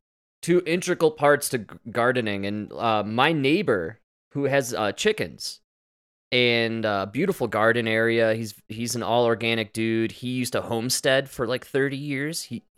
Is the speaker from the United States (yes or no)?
yes; United States; Because we're American.